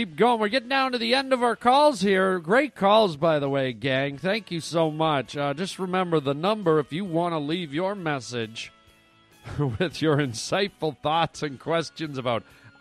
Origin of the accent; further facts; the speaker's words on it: Canada; moved away; also born or lived in United States; I'm Canadian and American, but Canadian first, born in Canada.